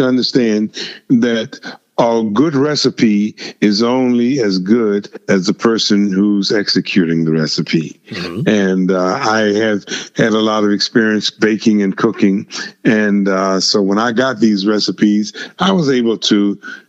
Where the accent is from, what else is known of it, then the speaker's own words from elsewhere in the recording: Virginia, United States; when I was growing up in Virginia